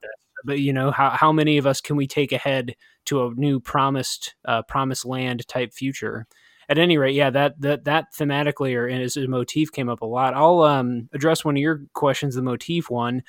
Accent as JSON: {"language": "English", "region": "Midwest", "country": "United States", "tie": "born or raised there", "said": "growing up in the Midwest"}